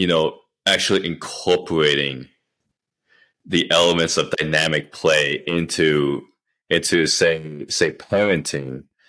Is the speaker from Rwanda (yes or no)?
no; Canada; now in United States; I grew up in Canada